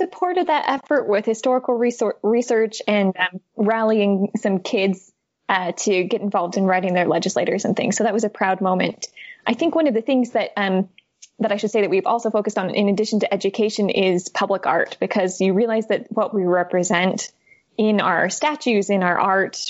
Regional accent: Arizona, United States; To be fair, I grew up in Arizona, and I don't think I learned about a single woman from Arizona that I can remember anyway.

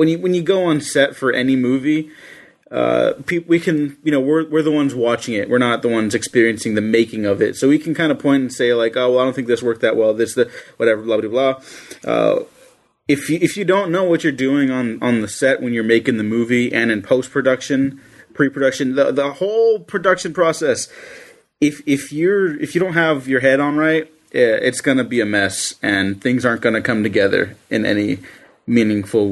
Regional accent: United States; as an American male

